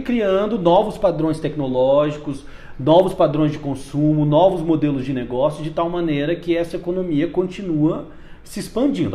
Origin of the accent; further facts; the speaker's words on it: Umuarama, Paraná, Brazil; moved away as an adult; now in Brasília, Brazil; Eu sou do interior do Paraná, de uma cidade chamada Umuarama, e vim para cá fazer, justamente como você disse, jornalismo